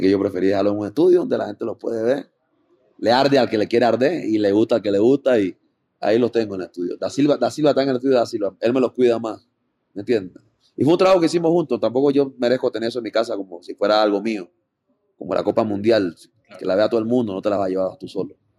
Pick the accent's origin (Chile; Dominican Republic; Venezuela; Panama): Panama; also born or lived in Costa Rica; mi mamá es panameña yo nací en Panamá y después me fui a Costa Rica, viví un par de años y después regresé a Panamá